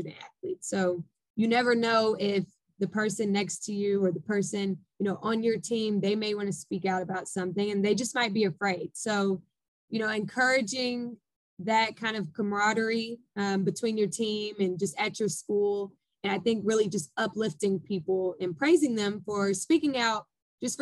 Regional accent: Texas, United States; moved away; also born or lived in Arkansas; I'm from Texas, and Juneteenth has always been a huge celebration for us back at home

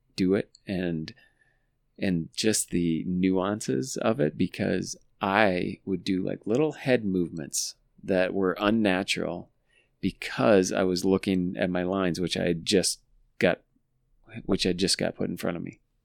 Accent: La Verne, United States; we grew up in Laverne and the dealership was Papick Motors in Laverne

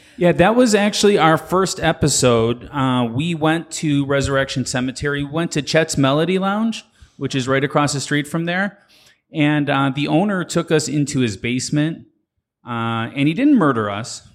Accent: Chicago, Illinois, United States; I'm coming home. This is the South Side. I'm from the South Side. So, uh, I'm from Market Park area

